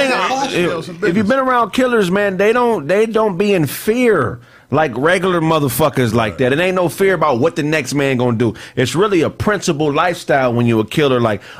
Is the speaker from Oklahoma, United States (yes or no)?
no; Pasadena, California, United States; As soon as they know I'm from Pasadena